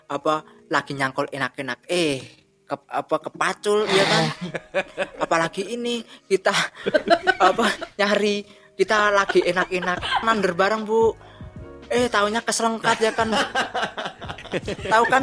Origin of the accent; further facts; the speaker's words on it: Karang Nongko, Indonesia; uh, eh, saya dari Karang Nongko dan kebetulan saya uh, saya anak apa anak yang punya anak dari ayah saya yang seorang petani